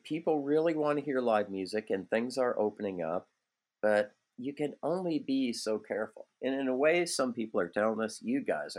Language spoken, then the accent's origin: English; Midland, Ontario, Canada; now in Toronto, Canada; I still love going up north to where I got to do a lot of my growing up in Georgian Bay, in Midland and Penetanguishene.